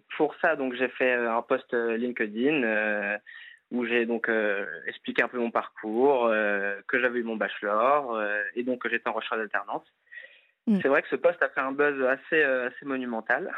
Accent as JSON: {"language": "French", "town": "Nantes", "region": "Pays de la Loire", "country": "France", "tie": "born or raised there", "said": "j'ai grandi à Nantes"}